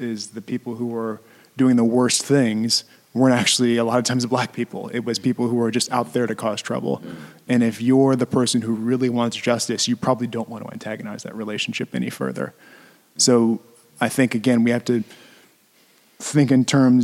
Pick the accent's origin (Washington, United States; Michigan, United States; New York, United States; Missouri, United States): Missouri, United States; St. Louis; I'm from the St. Louis area